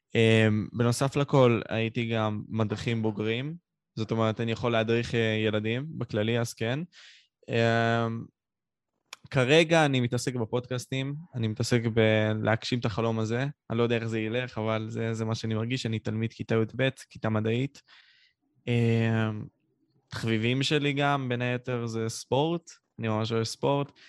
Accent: Ashkelon, Southern District, Israel; אני בן שמונה עשרה, מאשקלון

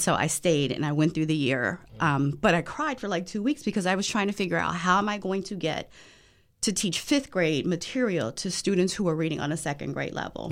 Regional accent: Los Angeles, California, United States; now in Washington, D.C., United States; I am originally from Los Angeles, but I have been in DC for a very long time, so I call DC home as well.

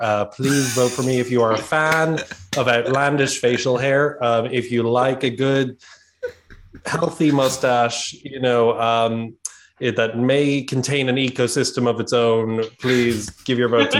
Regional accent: Ireland; I'm the bewildered foreigner. I'm Irish.

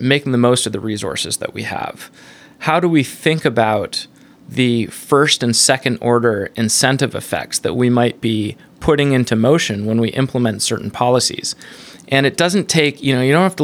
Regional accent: Canada; now in United States; I'm a Canadian, you know, environmentalist, Buddhist

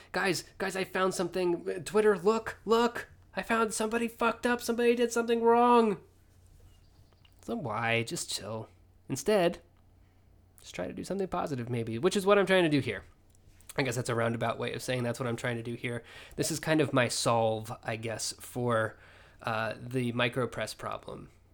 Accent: Oklahoma, United States; moved away as an adult; also born or lived in El Paso; now in Oregon, United States; I had been in Oklahoma since the sixth grade with just a kind of brief detour to El Paso for a year

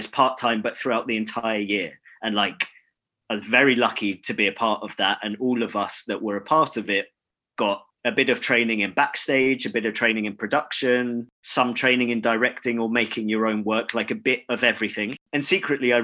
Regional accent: London, United Kingdom; I grew up in London, so I was able to live at home.

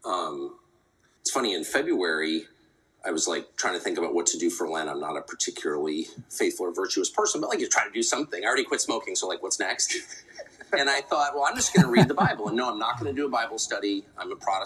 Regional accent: United States; I'm American in a very fundamental way

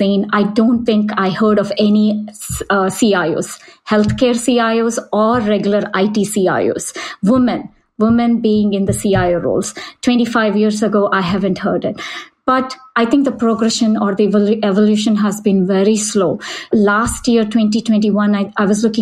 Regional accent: India; moved away; I grew up in India

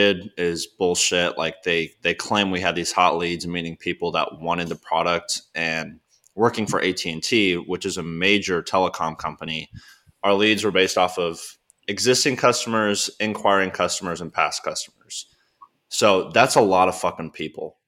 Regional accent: Texas, United States; moved away as an adult; also born or lived in Arkansas; now in Nashville, United States; I was back home from Texas

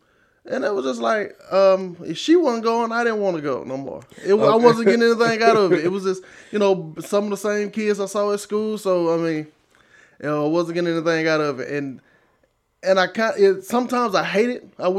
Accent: Marshall, Texas, United States; I grew up in Marshall, Texas, born and raised, you know, down East Texas.

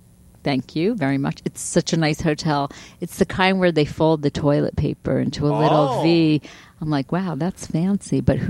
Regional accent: Long Island, New York, United States; moved away; also born or lived in Boston / Pasadena, California; I'd never lived in New York City before. I'm from Long Island.

